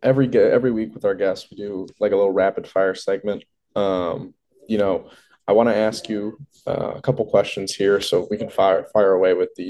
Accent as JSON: {"language": "English", "region": "Michigan", "country": "United States", "said": "I'm from Michigan"}